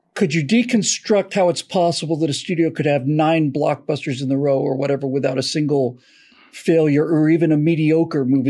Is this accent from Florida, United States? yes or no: yes; Florida, United States; I grew up in Florida